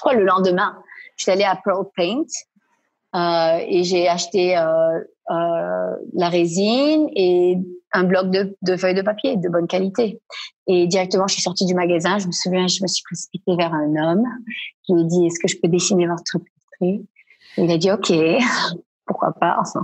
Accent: Quebec, Canada; also born or lived in Paris / Milan / New York / London; now in Ashkelon area, Israel; Je suis québécoise d'origine marocaine des deux parents

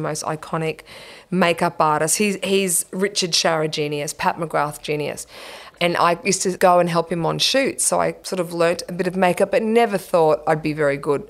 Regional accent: Brisbane, Queensland, Australia; I grew up in Rochdale, Brisbane, on acreage

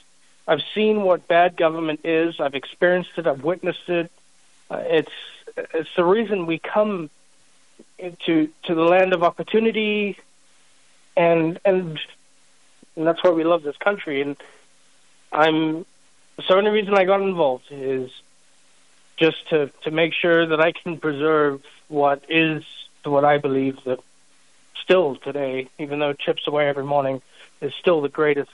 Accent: South Africa; now in United States; I'm a foreigner. I'm a legal immigrant to this country. I came here legally from South Africa, of all places.

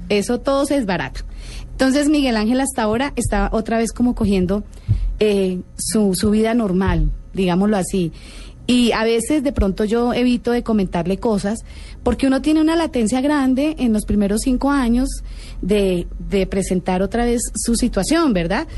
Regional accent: Bogotá, Colombia; also born or lived in Bucaramanga; Yo soy bogotana, pero trabajé en Bucaramanga dos años

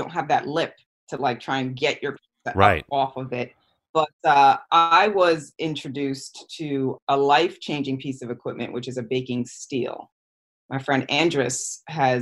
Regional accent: West Haven, Connecticut, United States; I grew up in the West Haven, New Haven area.

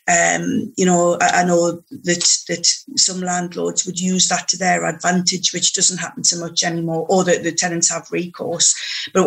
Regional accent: Newcastle upon Tyne, North East England, United Kingdom; now in Morpeth, United Kingdom; born and bred in Newcastle upon Tyne, but moved up to Morpeth in Northumberland once I got married

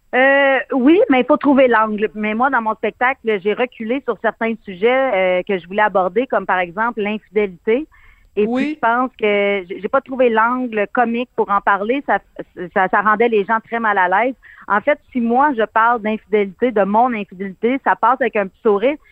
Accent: Abitibi, Quebec, Canada; moi j'ai été élevée avec mes grands-parents, puis euh, mon arrière-grand-mère venait toujours passer les étés chez nous. On se passait ma mère, là, c'est vraiment le cas de le dire. Elle vivait chez de mes tantes pendant quelques mois. Après ça, les étés, elle venait chez nous en Abitibi

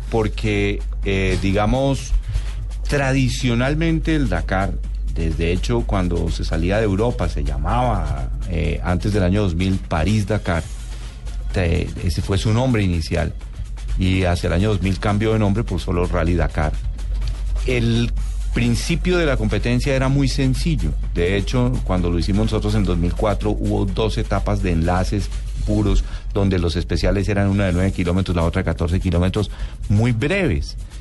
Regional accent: Colombia; nosotros como colombianos

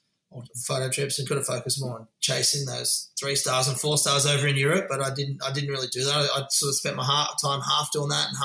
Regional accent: Cronulla, New South Wales, Australia; also born or lived in Gold Coast; growing up in Cronulla was epic

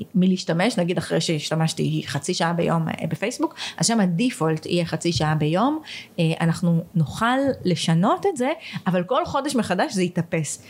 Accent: Israel; ישראלים שרגילים למערכת אה, אה, בריאות ממלכתית

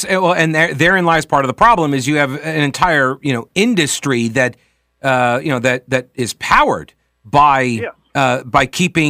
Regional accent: New York, United States; now in South Carolina, United States; I came down from New York to go to college at Winthrop University.

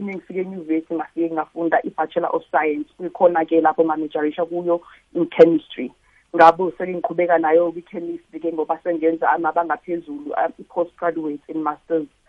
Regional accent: KwaNdengezi, KwaZulu-Natal, South Africa; moved away as an adult; now in Johannesburg, South Africa; ngiphuma khona la e-KZN elokishini elincane nje bakuthi ukwandengezi

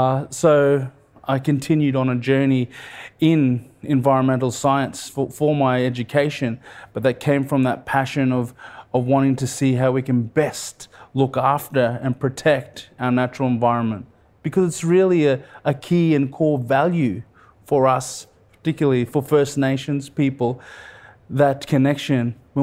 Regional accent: Queensland, Australia; It was a beautiful childhood growing up in Far North Queensland, and also childhood up in the Torres Strait.

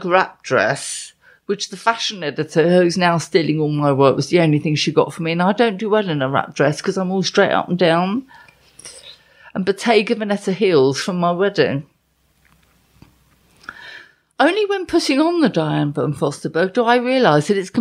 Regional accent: London, United Kingdom; I'm from London

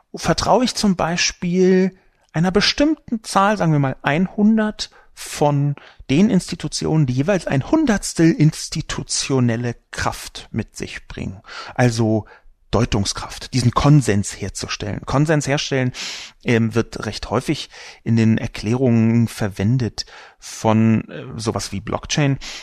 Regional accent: Berlin, Germany; Ich bin übrigens auch in Berlin geboren

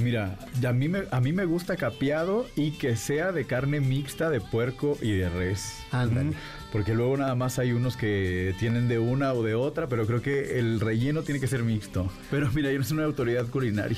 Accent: Mexico; nos sentimos orgullosos como mexicanos

